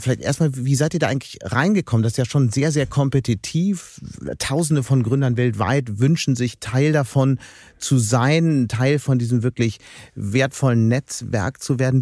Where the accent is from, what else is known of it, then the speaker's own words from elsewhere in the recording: Hamburg, Germany; als Hamburger